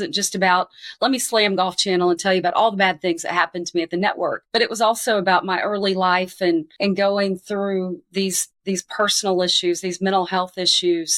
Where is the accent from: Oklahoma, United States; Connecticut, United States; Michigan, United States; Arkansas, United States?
Arkansas, United States; moved away; I grew up a pretty decorated athlete in my home state. I was the 1992 Arkansas Female Athlete of the Year